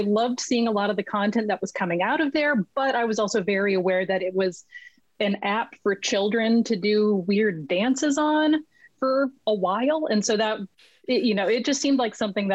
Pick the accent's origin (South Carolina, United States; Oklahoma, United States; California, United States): California, United States; Los Angeles; moved away as an adult; now in Vancouver, Canada; I'm originally from Los Angeles, and I am currently sitting in a chair in Vancouver, British Columbia